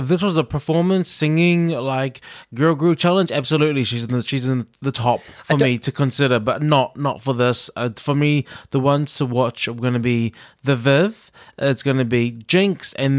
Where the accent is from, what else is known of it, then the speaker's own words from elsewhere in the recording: New Zealand; Like, when I think about something like this that we had in my school in New Zealand